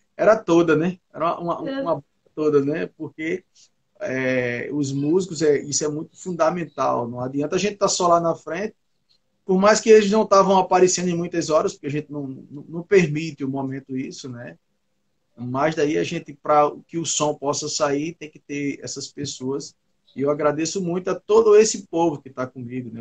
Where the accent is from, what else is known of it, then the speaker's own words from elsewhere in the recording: Northeast Region, Brazil; eu sou do Nordeste e eu vivo em uma região que o forró é muito forte